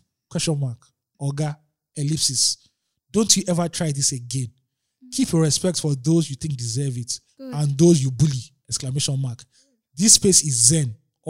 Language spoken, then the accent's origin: English; Nigeria; We are Nigerian men.